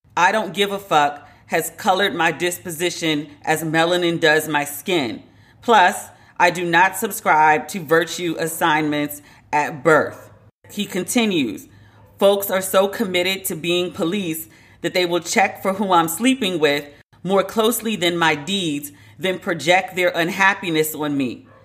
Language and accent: English; United States; accent: American; a white man referred to me as white based on my American accent